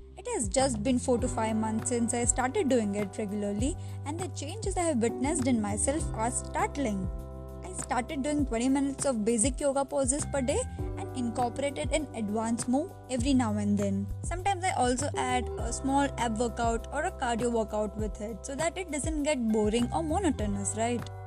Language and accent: English; India; I'm from India